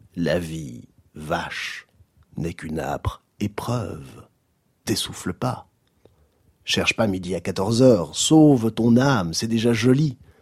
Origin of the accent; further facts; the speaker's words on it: Belgium; Un type qui a un gros coup, c'est un déconnec chez nous en Belgique